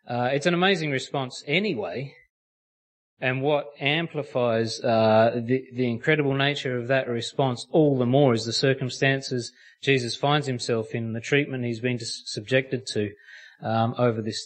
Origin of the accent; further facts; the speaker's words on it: Australia; that's how us Aussies say it